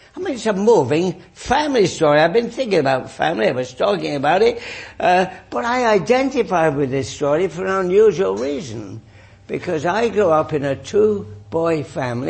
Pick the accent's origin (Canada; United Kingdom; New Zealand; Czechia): United Kingdom; England; moved away; I grew up in England